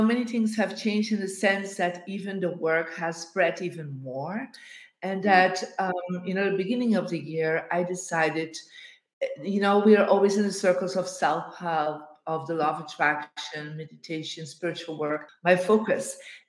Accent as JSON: {"language": "English", "town": "Bruges", "region": "Flanders", "country": "Belgium", "tie": "born or raised there", "said": "I am in my hometown in Bruges in Belgium after a tour of speaking engagements for the last month."}